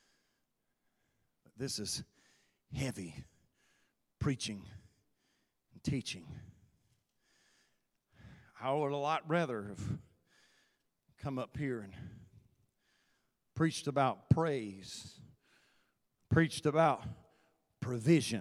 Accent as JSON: {"language": "English", "country": "United States", "said": "my citizenship as an American"}